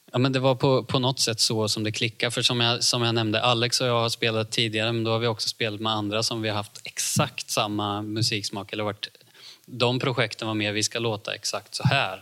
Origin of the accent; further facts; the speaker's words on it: Ljungsbro, Östergötland, Sweden; så kommer jag från Ljungsbro, Cloetta